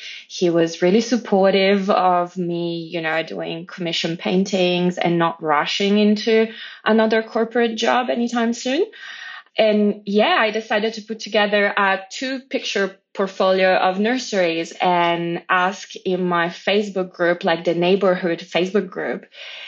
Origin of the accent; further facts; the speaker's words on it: Italy; moved away as an adult; also born or lived in Poland; now in Australia; But so I was born in Poland. I grew up in Italy